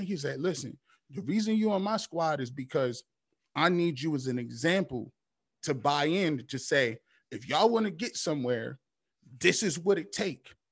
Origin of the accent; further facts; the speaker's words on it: Canton, Ohio, United States; also born or lived in Charlotte, North Carolina; I grew up in Canton, Ohio